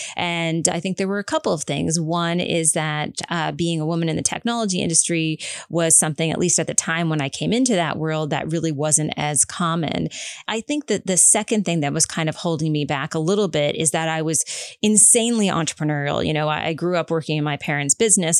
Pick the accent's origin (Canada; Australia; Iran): Canada; Prince Edward Island; growing up on Prince Edward Island